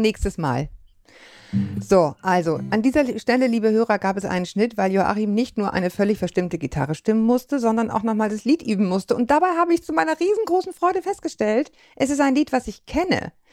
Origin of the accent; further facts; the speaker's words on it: Bavaria, Germany; als ich in Bayern in die Schule gegangen bin